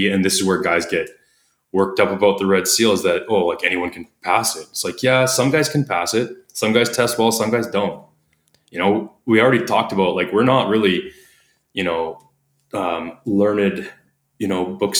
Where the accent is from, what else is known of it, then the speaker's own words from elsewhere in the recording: Canada; accent: Canadian; my Canadian accent